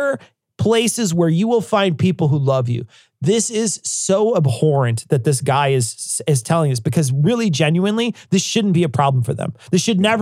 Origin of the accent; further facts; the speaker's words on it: United States; I'm just an American